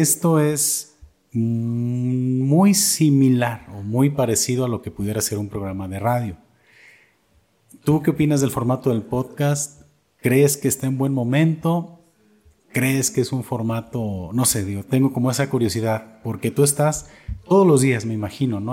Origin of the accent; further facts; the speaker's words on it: Atotonilco el Alto, Jalisco, Mexico; Yo soy de Totonilco también